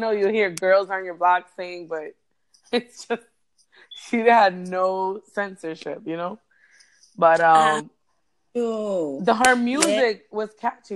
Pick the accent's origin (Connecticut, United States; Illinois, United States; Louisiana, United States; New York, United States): New York, United States; New York City; I'm half Puerto Rican, half Dominican. Born and raised in the Bronx.